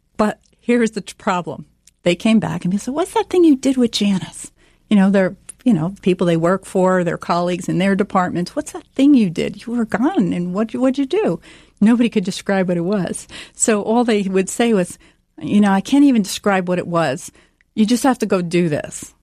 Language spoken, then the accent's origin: English; New Jersey, United States; I grew up here in New Jersey